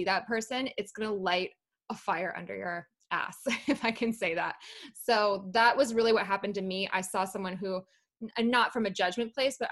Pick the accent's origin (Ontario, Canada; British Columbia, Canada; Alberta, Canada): Alberta, Canada; Calgary; also born or lived in London, United Kingdom; I was born in London in the UK. I moved to Calgary when I was 8, and I mainly grew up in Calgary, actually